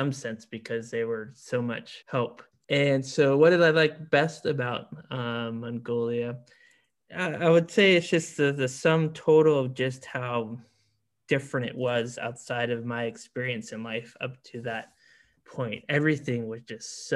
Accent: South Florida, United States; now in New Orleans, United States; I grew up in South Florida

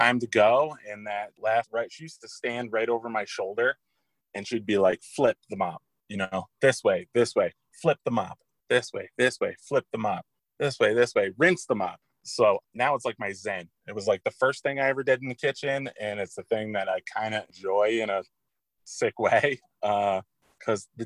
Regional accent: Montville, Connecticut, United States; I am from Montville, Connecticut. Small town just outside of New London

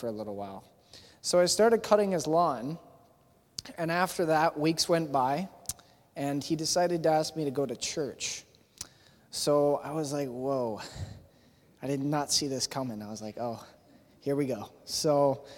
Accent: Thorold, Ontario, Canada; also born or lived in Hamilton, Ontario; When I was younger, I was living in Thorold, actually. I was born in Hamilton, Ontario, but when I was living in Thorold, I was young

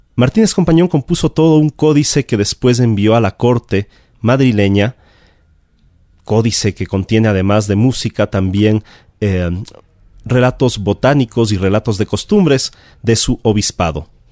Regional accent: Ecuador; arribamos a nuestra tierra, a la Real Audiencia de Quito

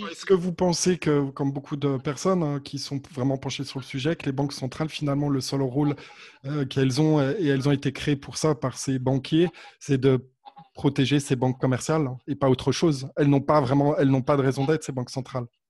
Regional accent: France; now in Switzerland; je suis pas suisse, ouais, je suis français effectivement.

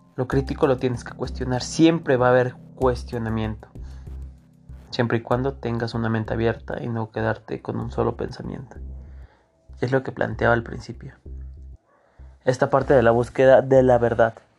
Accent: Mexico; nosotros como mexicanos que tenemos esta necesidad de trabajar

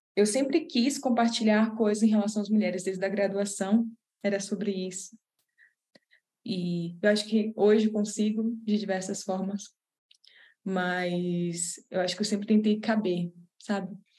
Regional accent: Belém, Pará, Brazil; moved away; para voltar para lá, para Belém, que é de onde eu sou, de onde minha família é

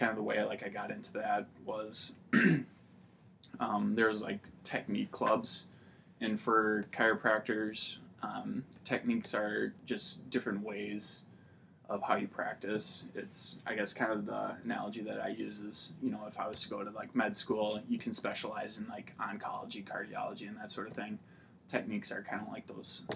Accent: Tomah, Wisconsin, United States; also born or lived in La Crosse, Wisconsin; I grew up in Tomah, Wisconsin, graduated there in 2009

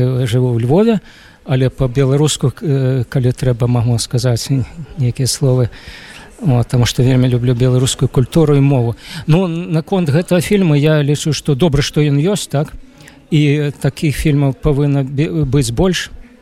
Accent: Ukraine; Belarusian is a second language; now in Lviv, Ukraine; я сам украінец

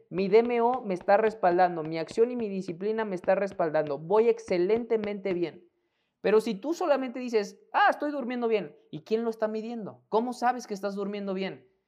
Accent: Mexico; mexicano, emprendedor y empresario

